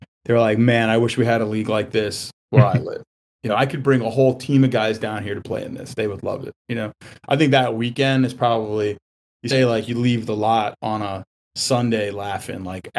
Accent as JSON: {"language": "English", "region": "New York", "country": "United States", "tie": "born or raised there", "moved": "as an adult", "lives_now": "Maryland, United States", "said": "most of the family is in Queens and Long Island, so we were Islander fans. Now, you know, it was great growing up in New York in the 80s."}